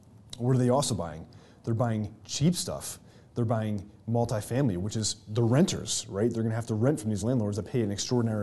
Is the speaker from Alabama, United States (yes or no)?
no; New York, United States; moved away; that's where my home state is